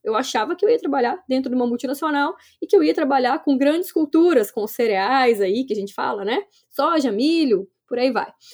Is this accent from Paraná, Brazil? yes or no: no; Minas Gerais, Brazil; accent: mineiro; eu sou mineira, né? Não vai ter jeito. Esse sotaque mineiro aqui tá em mim